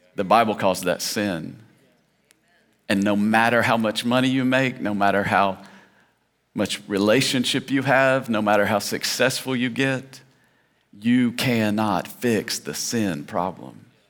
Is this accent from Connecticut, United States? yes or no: no; Tennessee, United States; I grew up in Tennessee, and there they would say, Preacher.